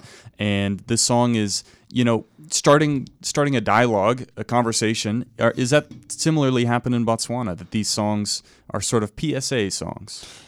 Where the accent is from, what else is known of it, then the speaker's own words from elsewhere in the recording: Vermont, United States; I'm from Vermont, which borders Massachusetts